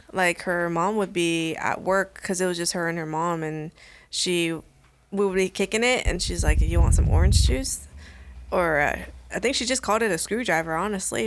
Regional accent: Sacramento, California, United States; also born or lived in Elk Grove, California / Chico, California; now in Sacramento, United States; I moved from Meadowview to Elk Grove

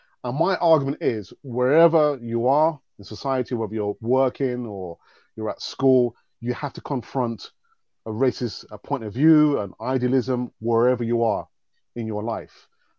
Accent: London, United Kingdom; I was born and bred in London. Of course, I'm a black man with a black family.

